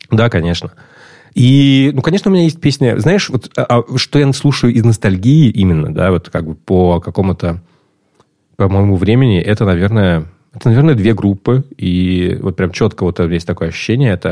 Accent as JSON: {"language": "Russian", "country": "Russia", "moved": "yes", "said": "Я уехал из России в 2013 году."}